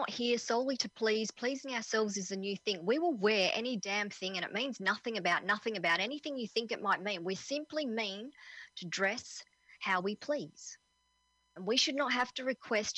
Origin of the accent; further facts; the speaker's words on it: Perth, Western Australia, Australia; I'm from Perth in Western Australia